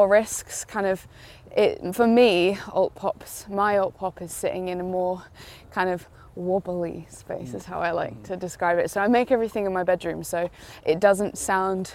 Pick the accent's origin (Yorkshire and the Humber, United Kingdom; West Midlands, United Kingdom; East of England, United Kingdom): East of England, United Kingdom; Cambridgeshire; moved away as an adult; also born or lived in Warwick; now in London, United Kingdom; No, originally I'm from sort of Cambridgeshire area. I lived just in various villages, grew up around there.